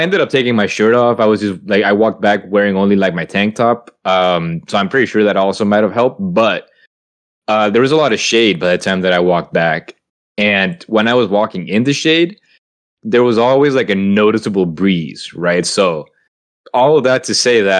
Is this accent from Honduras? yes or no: yes; Honduras; now in Salem, United States; I grew up in Honduras